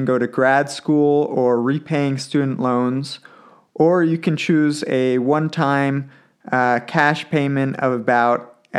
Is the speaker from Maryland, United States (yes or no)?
yes; Maryland, United States; moved away as an adult; also born or lived in Massachusetts; now in Cheyenne, United States; East Coast transplant, moved to Cheyenne at the end of August after graduating from college in the spring. I grew up in Maryland, just outside of D.C., and went to school at Amherst College in western Massachusetts, about an hour and a half outside of Boston.